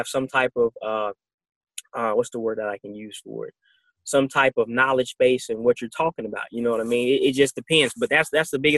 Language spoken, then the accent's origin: English; United States; as being American